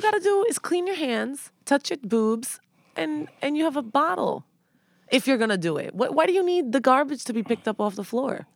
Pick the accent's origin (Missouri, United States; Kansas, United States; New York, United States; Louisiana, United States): New York, United States; New York City; born or raised there